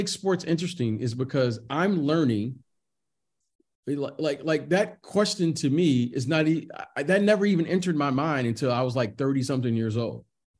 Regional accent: United States; Growing up here in the States.

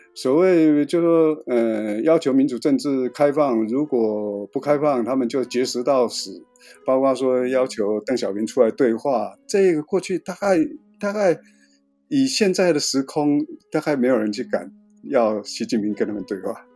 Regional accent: Taiwan; 我是台湾来的一个摄影记者

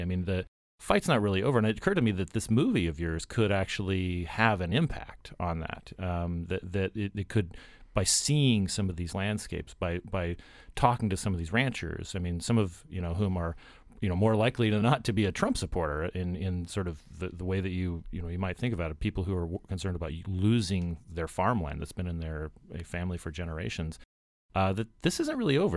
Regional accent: Arizona, United States; I'm a Westerner myself. I grew up in Arizona. I grew up on a cattle ranch

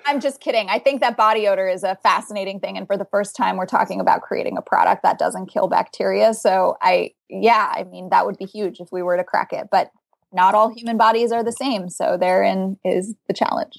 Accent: South Florida, United States; now in Boston, United States; I come from South Florida. That's where I grew up.

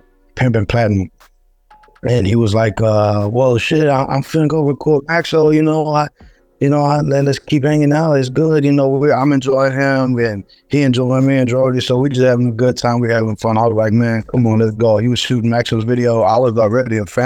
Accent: Texas, United States; I'm a Texan

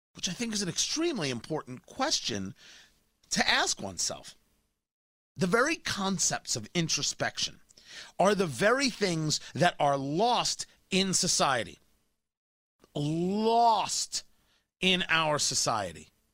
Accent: Middletown, New Jersey, United States; I grew up in Middletown, New Jersey.

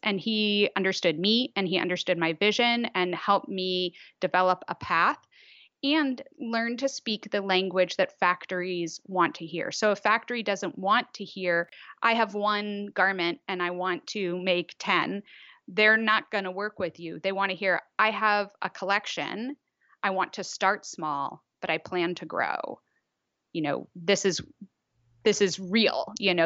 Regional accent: Washington, District of Columbia, United States; moved away as an adult; now in Netherlands; I am truly from D C. Um, yeah, so I, yeah, I, similarly, I was there until I was eighteen

